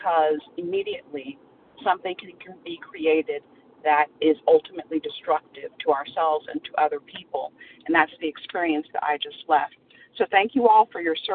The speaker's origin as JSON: {"language": "English", "region": "Central Florida", "country": "United States", "said": "I'm from Central Florida"}